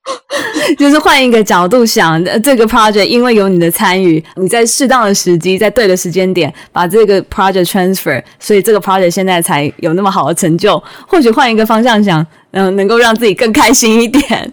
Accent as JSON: {"language": "Chinese", "country": "Taiwan", "said": "我们的家乡台湾"}